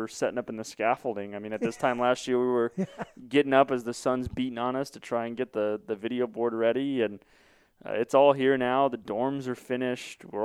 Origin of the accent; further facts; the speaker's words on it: Glendale, Arizona, United States; I grew up in East Glendale